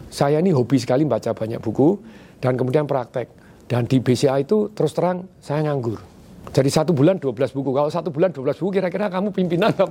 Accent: Surakarta, Central Java, Indonesia; papa saya enggak lah kamu keluar dari Solo kan saya dari Solo.

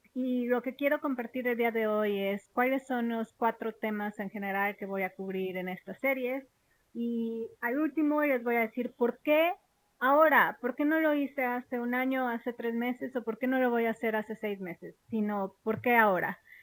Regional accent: Mexico; moved away as an adult; also born or lived in London; yo crecí en México

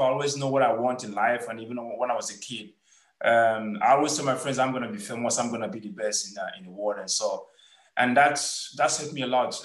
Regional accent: Nkwelesinaka, Anambra, Nigeria; moved away as an adult; also born or lived in Imo State, Nigeria; now in Portugal; I'm from Anambra, from Nkwelesinaka. So uh, my father was a policeman. Uh, we we we live in Imo State

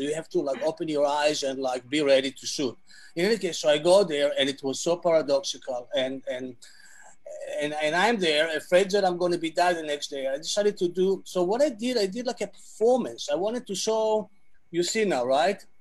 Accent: Tel Aviv, Tel Aviv District, Israel; English is a second language; moved away as an adult; also born or lived in Jerusalem; born in Israel, in Tel Aviv

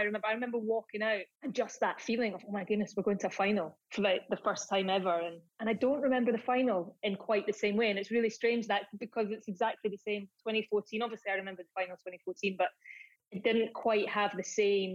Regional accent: Dunkeld, Scotland, United Kingdom; I grew up in Dunkeld

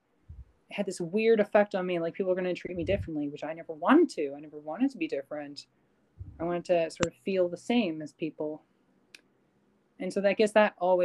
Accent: Canada; I'm Canadian

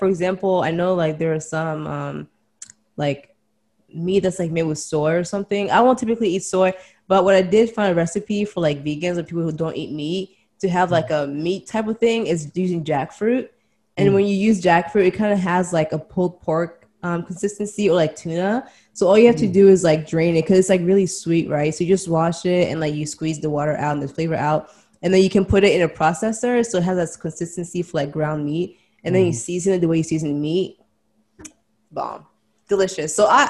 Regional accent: DR Congo; born there; it's like where I grew up and like where I was born, everything, I was born in Congo, right? So back in the homeland.

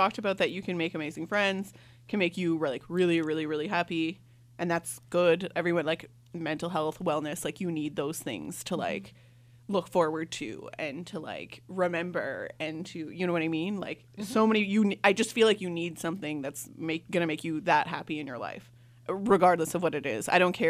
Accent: Canada; I came all the way from Canada.

